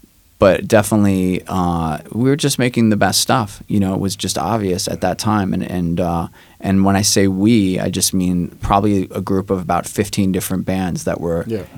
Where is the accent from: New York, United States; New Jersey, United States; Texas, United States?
New York, United States; New York City; also born or lived in Astoria, Queens; I grew up in Rockaway mostly, so when I moved to Astoria